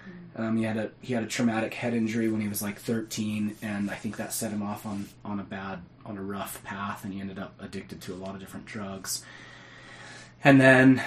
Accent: Cottonwood Heights, Utah, United States; I grew up in Cottonwood Heights. I went to Brighton High School

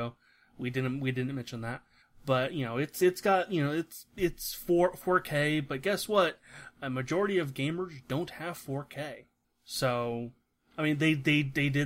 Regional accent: Central Midwest, United States; we're from Central Midwest, kind

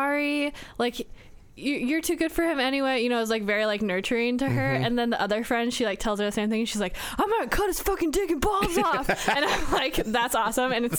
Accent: United States; I was born in America and that I was raised by a mom

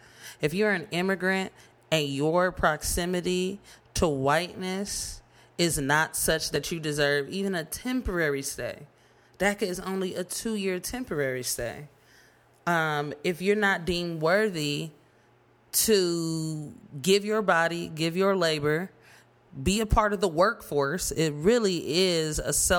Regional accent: United States; born there; it's certainly a privilege to have been born in this country at the time that I was.

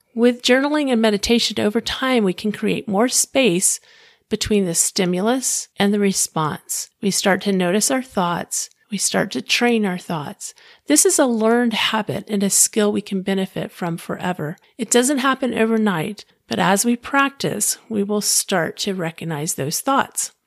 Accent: Clearwater, Florida, United States; I was living in my hometown of Clearwater, Florida

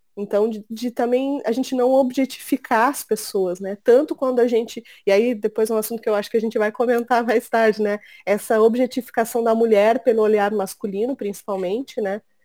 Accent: Rio Grande do Sul, Brazil; eu sou gaúcha, tenho 40 anos

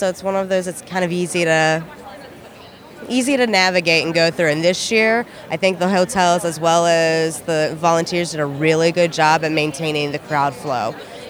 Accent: St. Petersburg, Florida, United States; I'm from St. Pete, Florida.

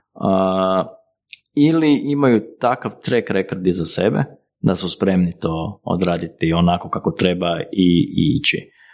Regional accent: Croatia; kod nas u Hrvatskoj

